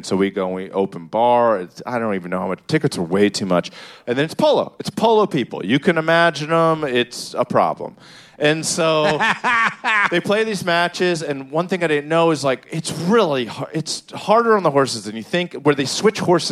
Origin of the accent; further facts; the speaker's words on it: Maryland, United States; I grew up in Maryland